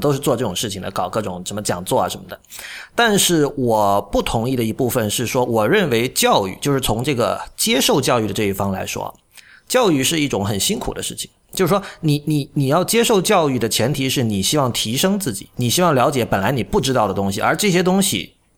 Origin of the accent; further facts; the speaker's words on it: Shenzhen, Guangdong, China; 我是在深圳长大的